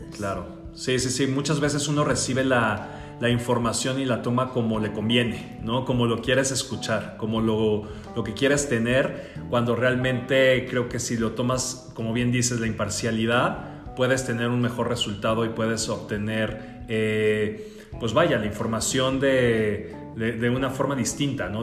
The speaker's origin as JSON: {"language": "Spanish", "country": "Mexico", "said": "como mexicanos, sí tenemos que visualizar que somos un resultado de estas dos culturas"}